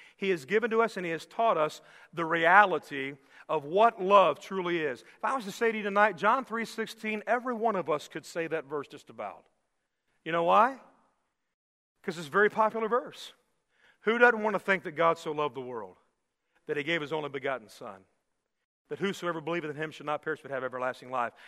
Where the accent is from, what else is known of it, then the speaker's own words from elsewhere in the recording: Miami, Florida, United States; I grew up in Miami going fishing down on the Keys